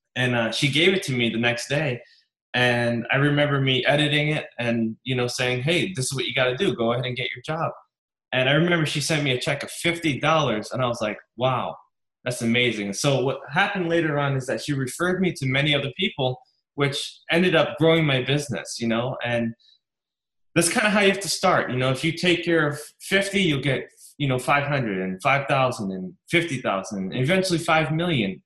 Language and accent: English; New York, United States; I grew up very poor in New York